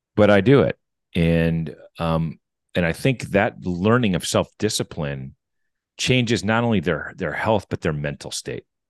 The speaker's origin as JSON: {"language": "English", "region": "Wisconsin", "country": "United States", "tie": "born or raised there", "said": "I grew up in Wisconsin."}